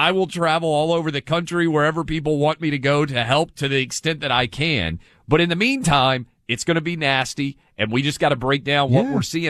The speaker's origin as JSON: {"language": "English", "region": "Tennessee", "country": "United States", "tie": "born or raised there", "said": "My home state of Tennessee."}